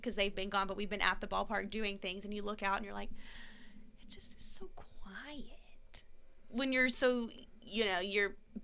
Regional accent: Texas, United States; moved away; I am from Texas, and my team growing up was the Texas Rangers

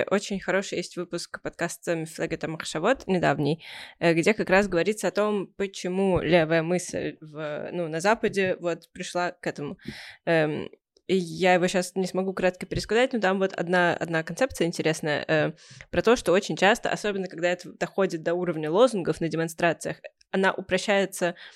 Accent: Russia; born there; я родилась в крупном городе, ты родилась в маленьком городе, я родилась э, в России

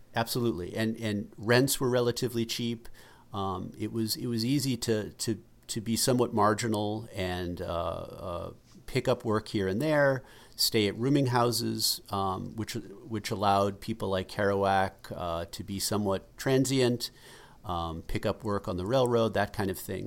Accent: Massachusetts, United States; We grew up in Massachusetts

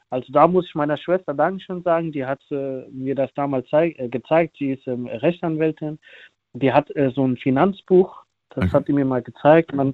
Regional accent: Germany; Ähm, ich bin auch hier in Deutschland dann auch geboren und aufgewachsen

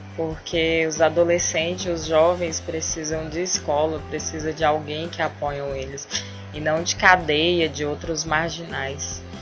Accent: Quilombo Kalunga, Goiás, Brazil; eu sou do Quilombo Calunga

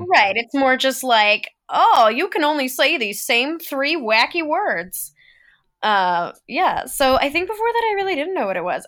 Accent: Philadelphia, Pennsylvania, United States; I grew up in Philly

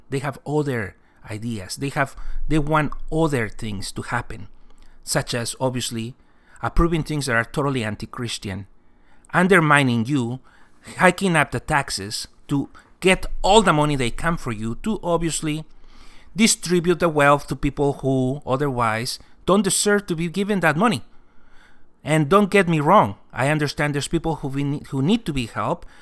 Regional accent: California, United States; I'm Californian

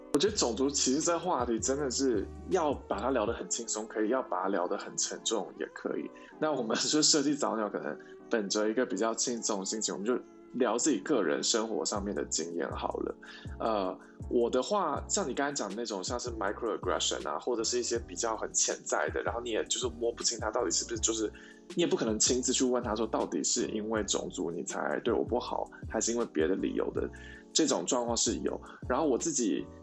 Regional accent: Taiwan; moved away as an adult; now in United States; 我是台湾人

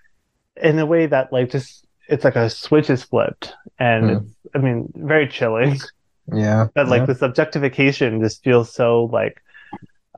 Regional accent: Maryland, United States; I'm from Maryland

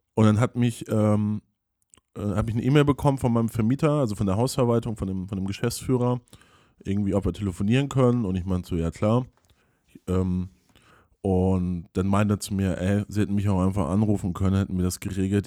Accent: a village near Flensburg, Schleswig-Holstein, Germany; ich habe ja da auf dem Dorf gelebt

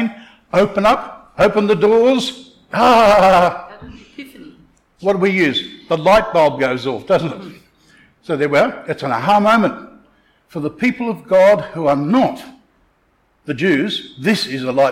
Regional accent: Townsville, Queensland, Australia; I come from Townsville.

